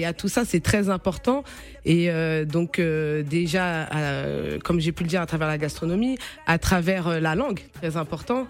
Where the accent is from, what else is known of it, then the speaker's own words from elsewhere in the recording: France; je suis euh, d'origine capverdienne, mais je suis née et j'ai grandi en France, je suis aussi française.